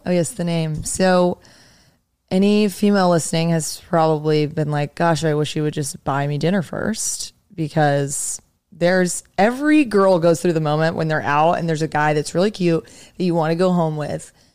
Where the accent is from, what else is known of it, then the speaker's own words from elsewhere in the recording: Raleigh, North Carolina, United States; moved away as an adult; now in New York, United States; I grew up in Raleigh